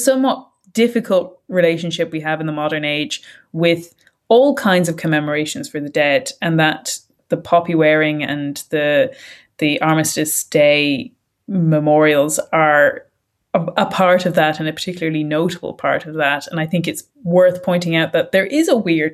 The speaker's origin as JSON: {"language": "English", "country": "Ireland", "said": "we're speaking as Irish people"}